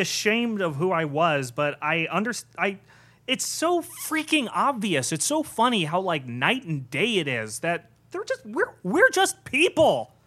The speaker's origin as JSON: {"language": "English", "town": "Irvine", "region": "California", "country": "United States", "tie": "born or raised there", "said": "I grew up in Southern California my entire life, I, uh, in Irvine, like, uh, the planned community."}